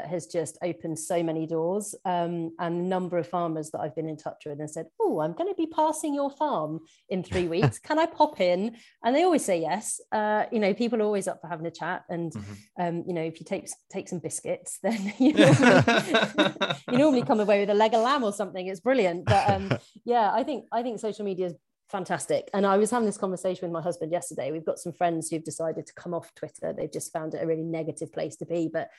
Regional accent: England, United Kingdom; we can kind of get away with it as being English new entrants in our little area.

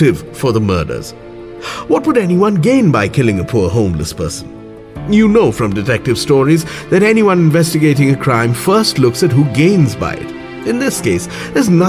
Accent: Kolkata, West Bengal, India; my hometown, Kolkata

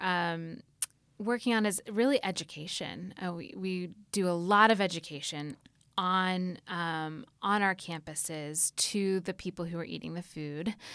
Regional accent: Atlanta, Georgia, United States; growing up in Atlanta

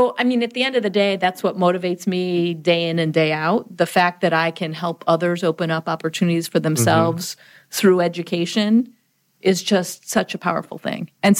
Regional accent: Chicago, Illinois, United States; because I grew up in the Chicago area.

